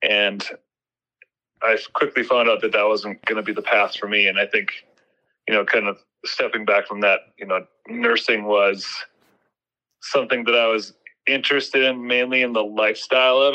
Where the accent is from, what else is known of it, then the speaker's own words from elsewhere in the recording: St. Cloud, Minnesota, United States; moved away as an adult; also born or lived in Montana / Wisconsin; St. Cloud State University, which is in my hometown, St. Cloud.